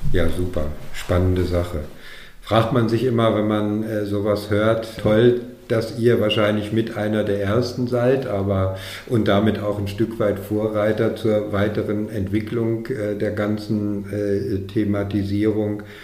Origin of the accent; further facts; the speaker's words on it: Dortmund, North Rhine-Westphalia, Germany; moved away; in meine alte Heimat nach Dortmund